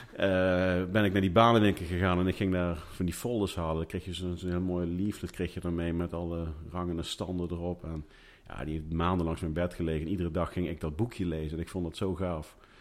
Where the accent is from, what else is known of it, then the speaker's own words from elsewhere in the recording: Groesbeek, Gelderland, Netherlands; ik kom uit Groesbeek